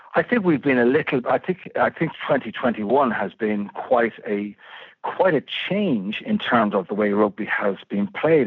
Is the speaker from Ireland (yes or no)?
yes; Malahide, Leinster, Ireland; growing up in Malahide was like, like growing up in a playground.